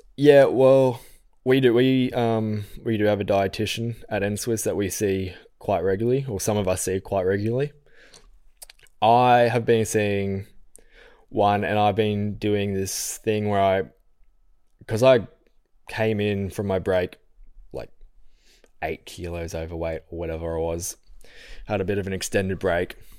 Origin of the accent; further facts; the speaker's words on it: Falconbridge, New South Wales, Australia; also born or lived in Penrith; I lived out at Falconbridge. So if anyone listening knows the Blue Mountains, it's near Springwood High School.